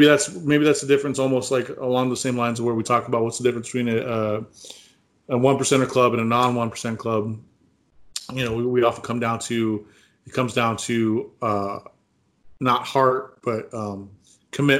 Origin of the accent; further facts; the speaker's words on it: California, United States; I'm from California.